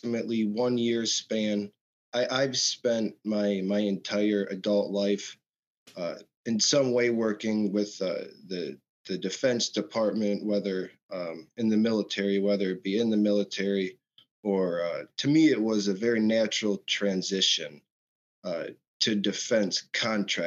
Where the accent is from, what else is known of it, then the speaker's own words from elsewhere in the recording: Michigan, United States; I was born and raised in Michigan